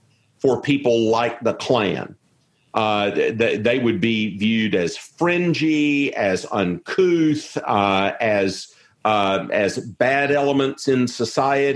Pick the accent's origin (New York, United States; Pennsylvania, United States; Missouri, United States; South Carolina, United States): South Carolina, United States; moved away as an adult; also born or lived in Edinburgh, Scotland / Jackson, Mississippi; I'm from South Carolina